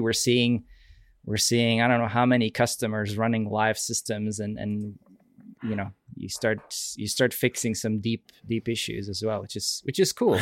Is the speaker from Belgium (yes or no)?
yes; Belgium; moved away as an adult; also born or lived in Seattle area, United States; now in Seattle, United States; I'm from Belgium originally, but I actually live in, in the Seattle area.